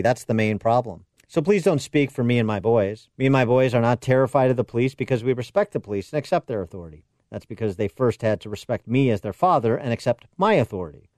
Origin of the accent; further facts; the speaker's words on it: Illinois, United States; my home state of Illinois